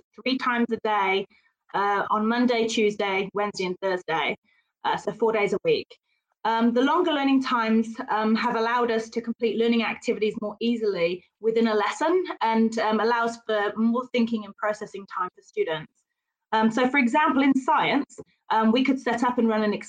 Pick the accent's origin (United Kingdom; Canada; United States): United Kingdom; now in New Zealand; being British, I don't have a huge amount of te reo in my background